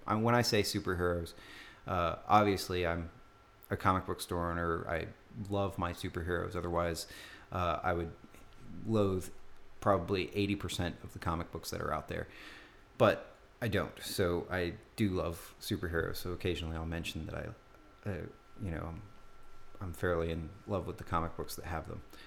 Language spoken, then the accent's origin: English; Tucson, Arizona, United States; Growing up in Tucson